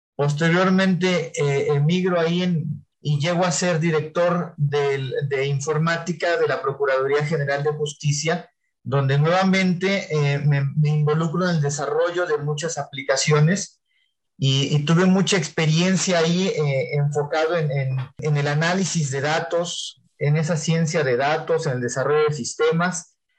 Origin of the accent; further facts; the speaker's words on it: Huasteca Potosina, San Luis Potosí, Mexico; pues yo soy de aquí de la Huasteca Potosina